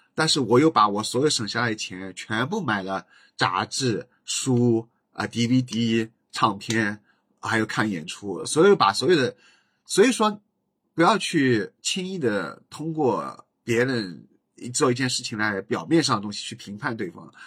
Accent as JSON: {"language": "Chinese", "area": "Jinshan Petrochemical, Jinshan", "region": "Shanghai", "country": "China", "tie": "born or raised there", "said": "就讲我老家的这期节目"}